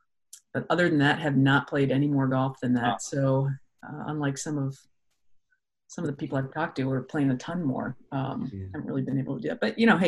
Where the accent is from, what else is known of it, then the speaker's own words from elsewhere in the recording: Midwest, United States; also born or lived in Texas; now in Ohio, United States; being a Midwest kid growing up, I grew up in North and South Dakota. I'm used to kind of that 4 seasons of change